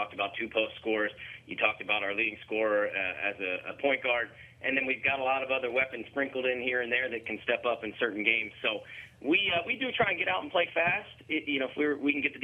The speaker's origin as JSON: {"language": "English", "town": "Frederick", "region": "Maryland", "country": "United States", "tie": "born or raised there", "said": "I grew up in Frederick"}